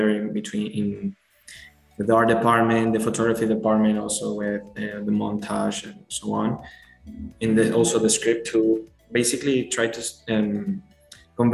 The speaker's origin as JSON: {"language": "English", "country": "Venezuela", "second_language": "English", "moved": "yes", "lives_now": "Spain", "said": "I live right now in Spain, but I'm from Venezuela."}